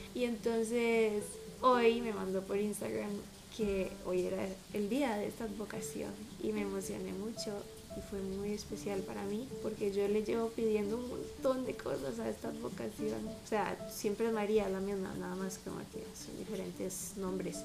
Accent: Costa Rica; soy Tica de Costa Rica

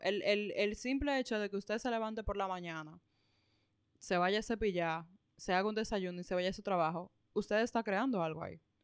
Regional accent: Dominican Republic; nosotros particularmente como dominicanos

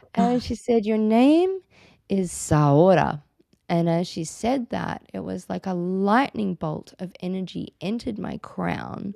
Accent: Australia; I'm Australian, as you can all hear, and in Australia, it's not really so cool to change your name

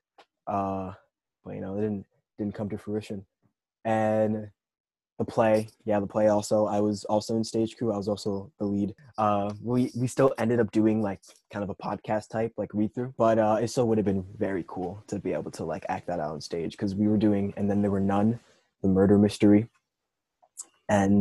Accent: Lindenhurst, New York, United States; I'm also from Lindenhurst

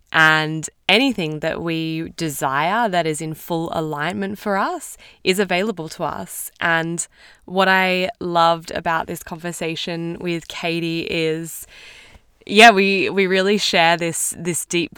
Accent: Queensland, Australia; We're both from Queensland in Australia, which is awesome.

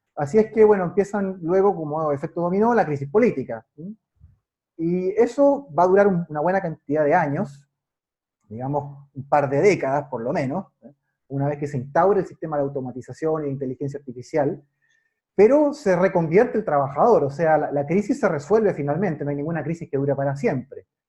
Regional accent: Chile; yo vivo en Chile, soy chileno

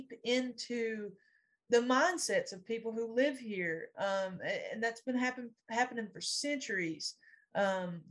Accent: Lee County, Eastern Kentucky, United States; I did not know that I should be proud that I was from Lee County, Kentucky

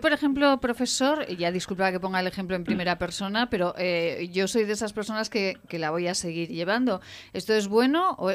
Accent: Fuentes de Ebro, Aragon, Spain; Mozota eh, con, mi pueblo, con Fuentes de Ebro

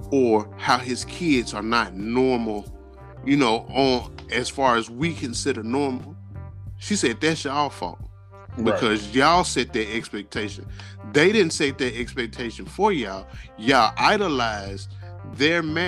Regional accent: Memphis, Tennessee, United States; I'm from Memphis

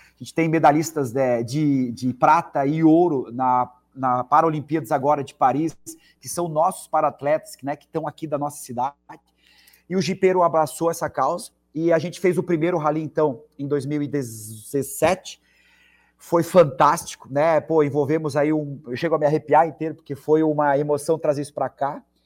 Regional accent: Blumenau, Santa Catarina, Brazil; also born or lived in Curitiba; sou de Blumenau, fui morar lá, mas já voltei

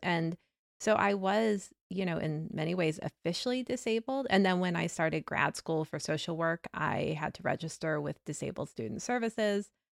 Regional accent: the South, United States; growing up in the South

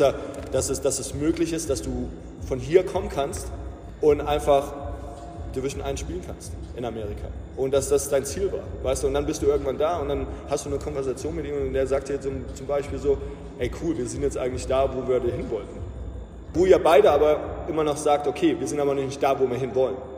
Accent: the area around Ramstein, Rhineland-Palatinate, Germany; also born or lived in Iowa / Atlanta; ich bin halt auch hier in der Gegend aufgewachsen

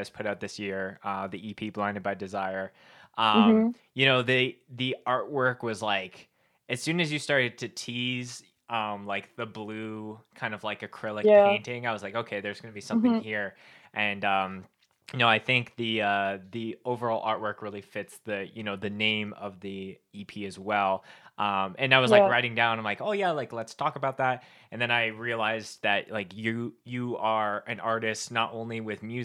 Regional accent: Winnipeg, Manitoba, Canada; now in Calgary, Canada; I grew up in Winnipeg, Manitoba, which is like the dead center of Canada

